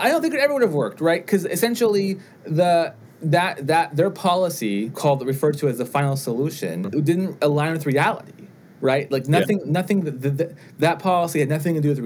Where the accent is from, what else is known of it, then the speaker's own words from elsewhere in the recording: United States; I identify myself as being Jewish and as being American, and I love being both things.